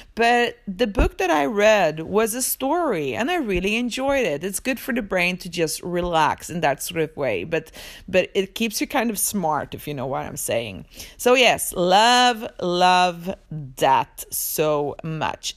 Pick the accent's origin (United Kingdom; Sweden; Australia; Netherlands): Sweden; also born or lived in Poland; I was born in Poland, but I live in Sweden. I moved to Sweden when I was two years old